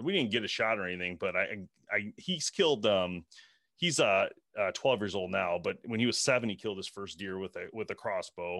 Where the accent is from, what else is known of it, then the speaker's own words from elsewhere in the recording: Michigan, United States; we're from Michigan